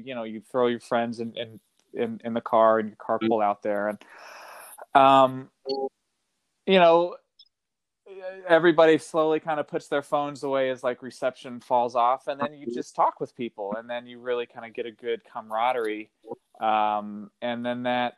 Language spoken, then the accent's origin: English; Kentucky, United States; now in California, United States; I grew up in Kentucky, and wasn't really introduced to the outdoors until I moved to California around 2007